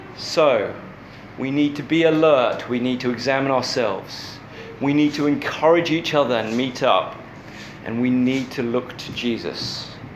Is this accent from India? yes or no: no; England, United Kingdom; as an English person